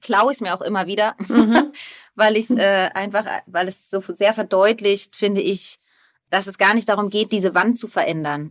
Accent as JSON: {"language": "German", "country": "Germany", "said": "ich liebe meine Heimat sehr"}